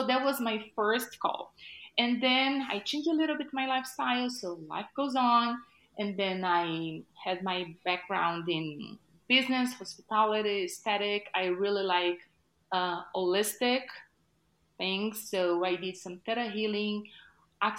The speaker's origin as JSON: {"language": "English", "country": "Brazil", "moved": "as an adult", "said": "I was like first year of college back in Brazil. I'm originally from Brazil."}